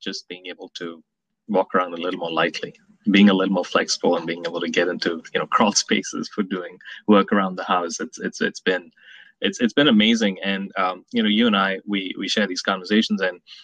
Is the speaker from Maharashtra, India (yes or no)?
yes; Mumbai, Maharashtra, India; moved away as an adult; also born or lived in New York City, United States; now in Atlanta, United States; I was born in New York City. My parents were here in the 70s, and they moved back to Mumbai. And I spent a lot of my initial years in in India.